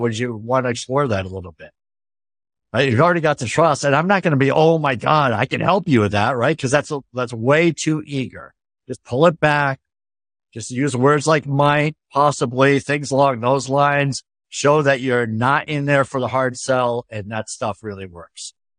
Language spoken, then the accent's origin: English; Northeast, United States; I come from the Northeast